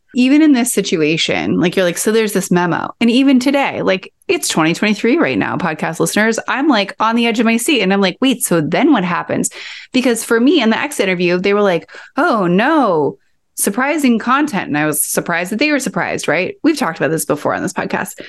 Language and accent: English; Kansas, United States; I grew up in Kansas